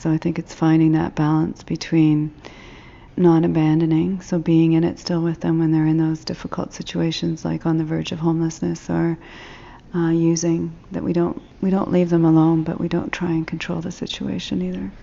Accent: Toronto, Ontario, Canada; I'm from Toronto, Canada

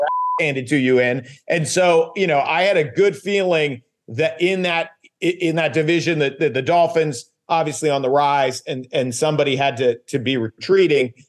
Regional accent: U.S. Virgin Islands; moved away; I grew up in St. Thomas in the Virgin Islands.

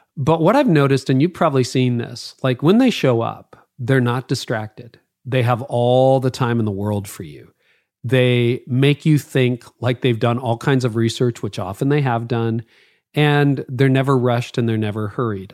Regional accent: Canada; being Canadian

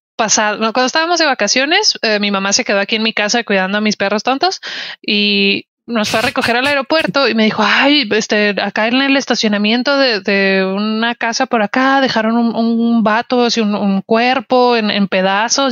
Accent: Ciudad Juárez, Chihuahua, Mexico; soy de Juárez

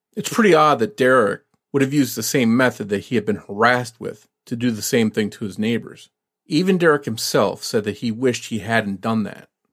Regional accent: New Jersey, United States; I was from South Jersey

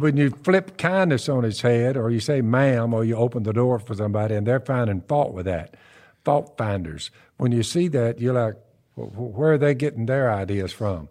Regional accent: the South, United States; We're from the South

